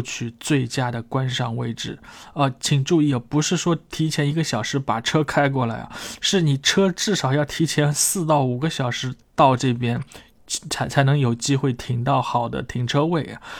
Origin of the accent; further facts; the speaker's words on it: China; 作为一个中国人的内心啊，自然就开始激动起来